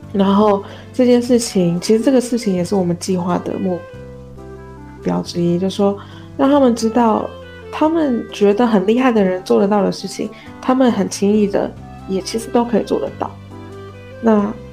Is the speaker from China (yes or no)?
no; Taiwan; 在台湾我们会觉得讲，所谓讲中文讲得很标准，其实就是北京腔嘛